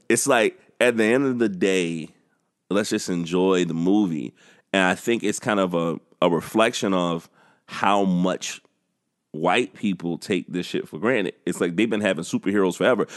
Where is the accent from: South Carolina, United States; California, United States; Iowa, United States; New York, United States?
South Carolina, United States